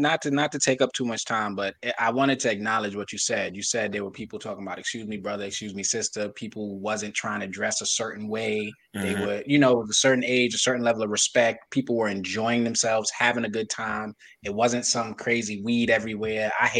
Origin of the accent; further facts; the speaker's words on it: Brooklyn, New York, United States; I'm a fan of Mark Jackson. I'm from Brooklyn.